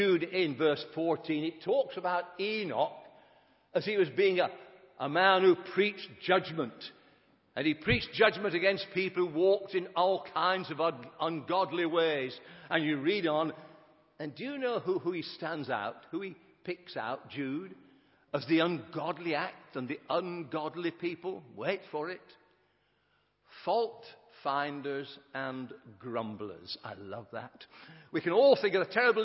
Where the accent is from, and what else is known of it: Sheffield, Yorkshire and the Humber, United Kingdom